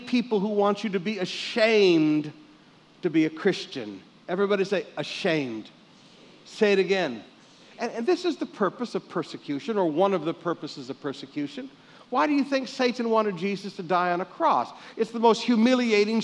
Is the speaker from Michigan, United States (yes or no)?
yes; Michigan, United States; growing up in Michigan